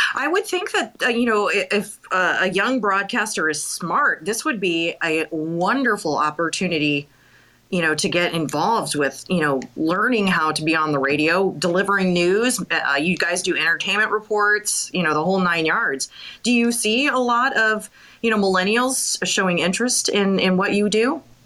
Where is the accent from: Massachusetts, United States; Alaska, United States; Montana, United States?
Montana, United States; Bozeman; I'm from Bozeman. So, um, oh. yeah, I'm a Bobcat girl.